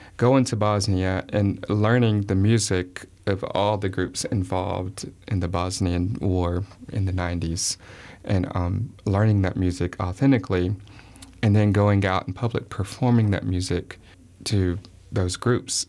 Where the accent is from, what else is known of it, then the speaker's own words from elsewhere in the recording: the South, United States; I'm from the South